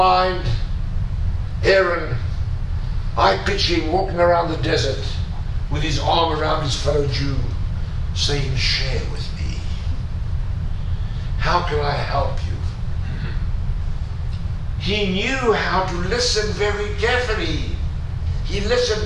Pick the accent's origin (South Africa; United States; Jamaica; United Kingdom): South Africa; I'm a South African, and I'm old enough